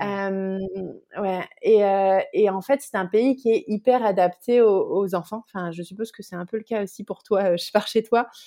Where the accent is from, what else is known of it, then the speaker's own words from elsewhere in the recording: Bordeaux, Nouvelle-Aquitaine, France; moved away as an adult; also born or lived in Le Havre area, Normandy; now in Netherlands; Je suis née à Bordeaux et j'ai grandi dans la région bordelaise jusqu'à ce que j'ai 11 ans.